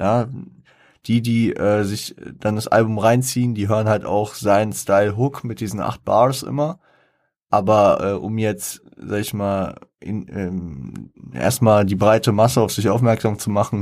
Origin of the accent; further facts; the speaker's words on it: Frankfurt, Hesse, Germany; ich als Frankfurter